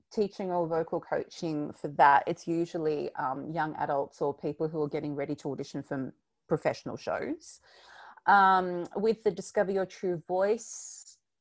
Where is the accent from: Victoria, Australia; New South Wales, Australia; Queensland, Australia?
Victoria, Australia; we're from Victoria